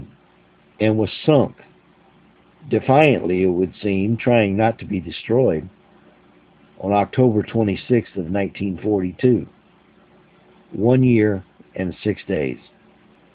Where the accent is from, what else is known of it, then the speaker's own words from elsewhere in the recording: Lexington, Texas, United States; my hometown, Lexington, Texas